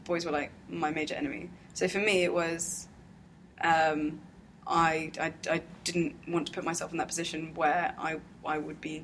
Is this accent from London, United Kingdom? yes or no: yes; London, United Kingdom; People call me English because I'm born here.